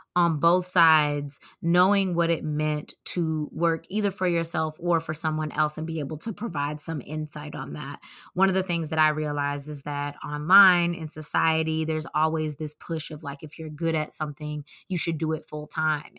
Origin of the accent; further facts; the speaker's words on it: Atlanta, Georgia, United States; moved away; I'm from Atlanta